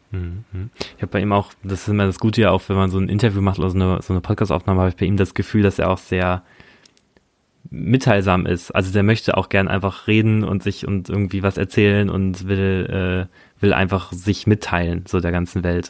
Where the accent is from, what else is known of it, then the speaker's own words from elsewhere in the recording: Germany; now in Berlin, Germany; Ich bin auch ein Kleinstadtjunge. Ich komme aus der Nähe von, von Hamburg, von, von, von so einer Kleinstadt